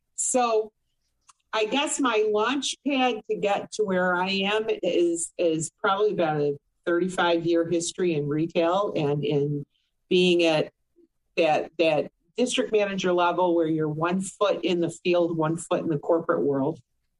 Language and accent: English; Boston, Massachusetts, United States; now in Orlando, United States; Boston's, I came from Boston to here. So it was unique because Boston's a big city wrapped in a small town. It's really quite a wonderful, New England's a wonderful place, period.